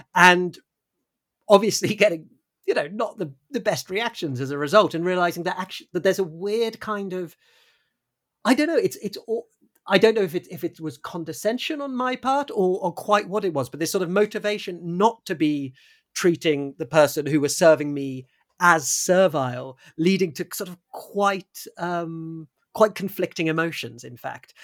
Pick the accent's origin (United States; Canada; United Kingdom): United Kingdom; as a British person